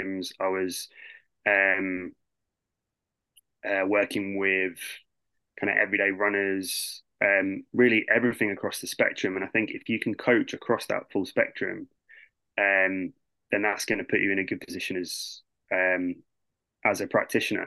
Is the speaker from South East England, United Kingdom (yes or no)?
yes; the Southeast, South East England, United Kingdom; moved away as an adult; also born or lived in Liverpool; I grew up in the Southeast. I wanted to move away from home